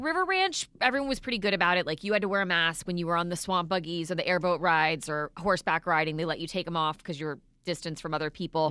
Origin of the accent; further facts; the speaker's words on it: Florida, United States; we're eighth generation Floridians